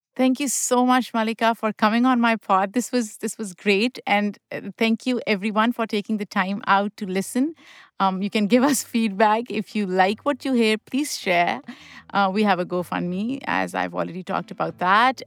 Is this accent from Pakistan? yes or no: yes; Pakistan; now in United States; I grew up in Pakistan